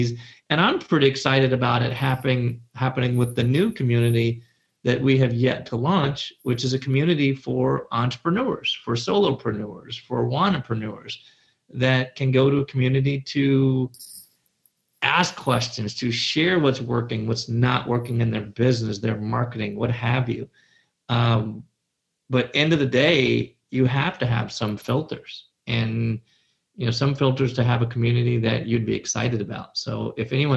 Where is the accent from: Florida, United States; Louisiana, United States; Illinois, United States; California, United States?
Illinois, United States; Chicago; I said pop. I am from Chicago. We don't say soda, we say pop